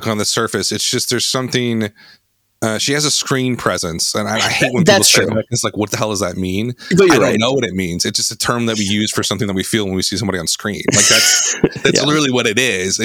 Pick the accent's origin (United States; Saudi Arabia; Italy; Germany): United States; Midwest; We grew up in the Midwest in the 1980s